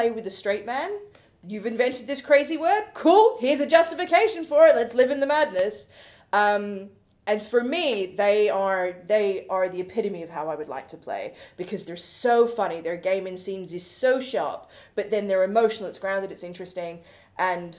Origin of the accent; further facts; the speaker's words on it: Australia; now in London, United Kingdom; as an Australian who grew up in the middle of fucking nowhere, like, it took me 4.5 hours on the airplane to get to the other side of my country